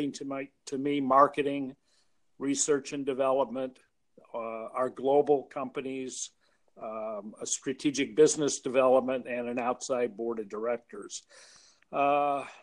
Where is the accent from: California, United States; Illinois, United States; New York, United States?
Illinois, United States; Chicago; moved away as an adult; also born or lived in Philadelphia; I grew up in Chicago, went to school there